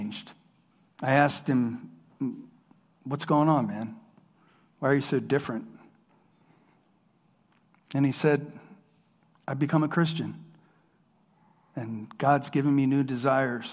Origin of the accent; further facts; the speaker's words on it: Harrisburg, Pennsylvania, United States; I grew up around here in Harrisburg